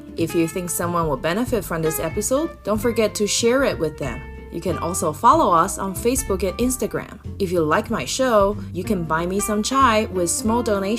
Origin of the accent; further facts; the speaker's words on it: Taiwan; moved away as an adult; now in United States; I'm coming from Taiwan. It's an oceanic island.